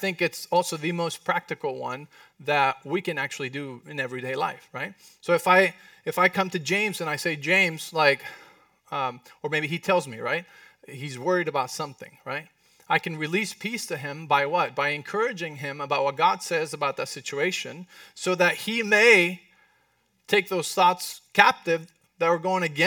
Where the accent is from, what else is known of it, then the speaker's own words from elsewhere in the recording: Mexico; accent: Mexican; It was not my Mexican accent.